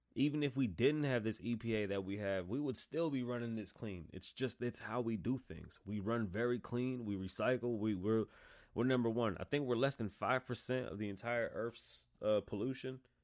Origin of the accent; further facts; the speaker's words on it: United States; I'm American